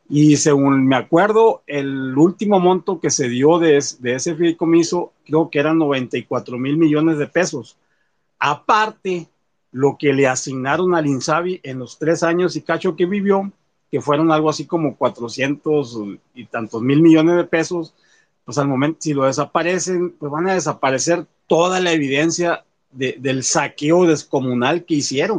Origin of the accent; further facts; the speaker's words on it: Álamos, Sonora, Mexico; yo soy de Pueblo de Álamos